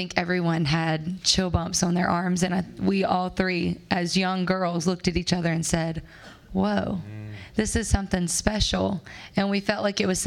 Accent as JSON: {"language": "English", "region": "Alabama", "country": "United States", "moved": "as an adult", "lives_now": "Nashville, United States", "said": "We're all from Alabama, and we'd moved to Nashville about a year ago."}